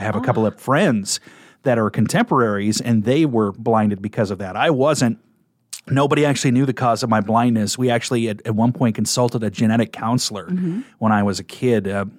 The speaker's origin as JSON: {"language": "English", "town": "Kearney", "region": "Nebraska", "country": "United States", "tie": "born or raised there", "said": "But I am a Nebraska native. I was born in 1975 in Kearney, Nebraska. So I grew up right in the middle of the state"}